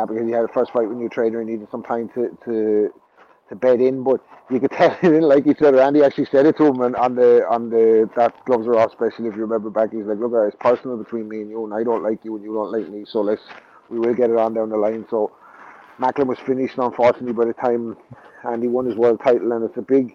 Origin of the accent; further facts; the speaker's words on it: Ireland; I'm Irish